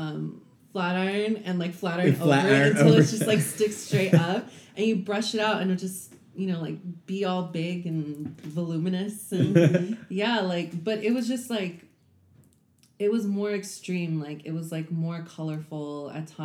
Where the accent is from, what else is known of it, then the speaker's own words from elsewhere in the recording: Compton, California, United States; moved away as an adult; also born or lived in Houston; I grew up in Compton